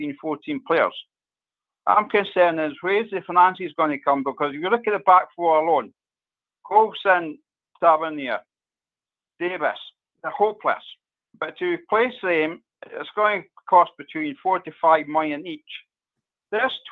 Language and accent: English; Dunfermline, Scotland, United Kingdom; I'm from Dunfermline